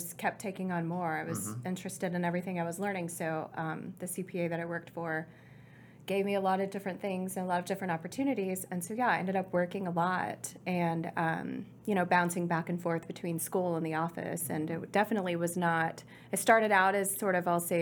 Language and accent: English; Fort Worth, Texas, United States; also born or lived in Corpus Christi / Houston; I grew up in Fort Worth, though, really in the city